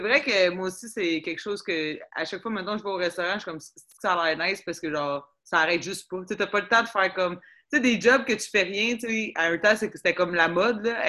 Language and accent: French; Laval, Quebec, Canada; j'ai habité à Sainte-Rose, moi, de comme jusqu'à ans après ça, à 16 ans, on est parti à Vimont.